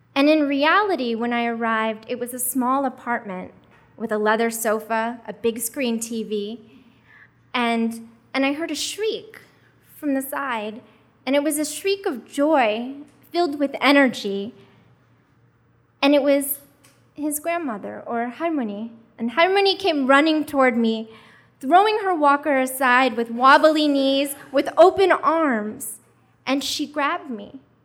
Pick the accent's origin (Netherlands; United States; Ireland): United States; also born or lived in Korea; as a Korean adoptee, I was raised in America since I was four months old